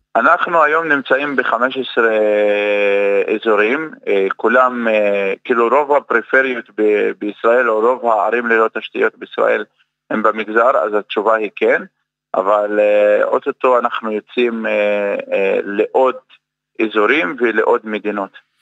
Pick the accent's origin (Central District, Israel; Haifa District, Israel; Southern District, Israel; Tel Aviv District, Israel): Haifa District, Israel; Umm al-Fahm; moved away as an adult; אני במקור מאום אל-פחם